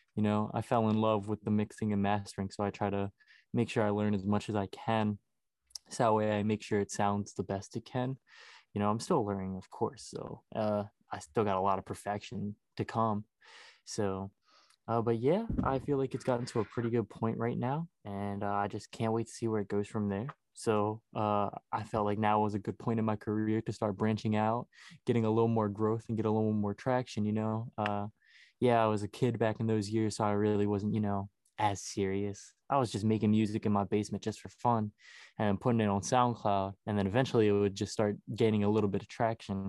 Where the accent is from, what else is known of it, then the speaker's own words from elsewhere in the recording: Baltimore, Maryland, United States; I'm from Baltimore, Maryland.